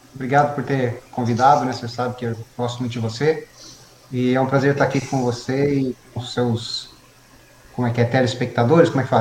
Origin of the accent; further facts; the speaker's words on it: Mogi das Cruzes, São Paulo, Brazil; eu nasci em Biritibu Sul, né? Uhum. Eu nasci em Mogi, na verdade, mas a minha família morava em Biritibu Sul.